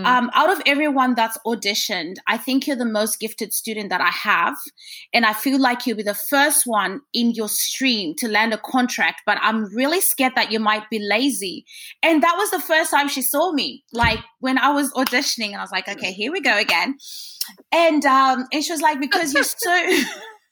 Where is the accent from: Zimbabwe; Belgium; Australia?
Zimbabwe; I'm from Zimbabwe, so next door to South Africa.